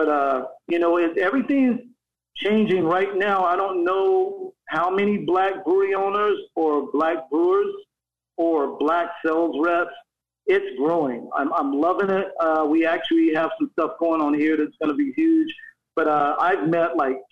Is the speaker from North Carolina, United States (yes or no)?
yes; North Carolina, United States; now in Sacramento, United States; I grew up in North Carolina